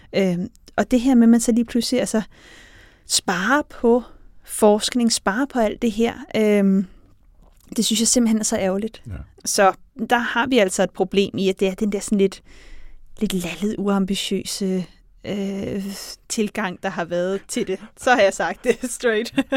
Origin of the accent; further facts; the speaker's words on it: Denmark; jeg kommer fra Danmark